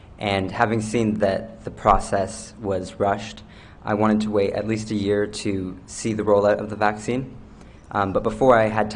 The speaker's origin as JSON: {"language": "English", "region": "New Brunswick", "country": "Canada", "said": "I'm 18 years old. I'm from Bayvert, New Brunswick"}